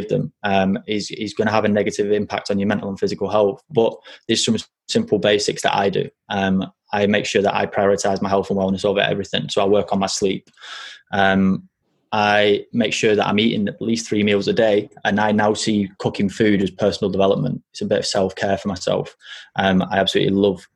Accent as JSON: {"language": "English", "town": "Burnley", "region": "North West England", "country": "United Kingdom", "also_born_or_lived": "France", "said": "I got judged for my colloquial dialect because I was from Burnley"}